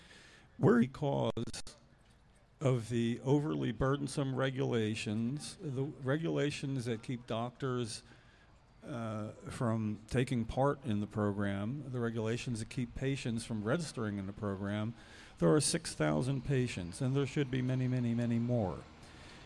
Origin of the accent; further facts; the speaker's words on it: New Jersey, United States; We're from New Jersey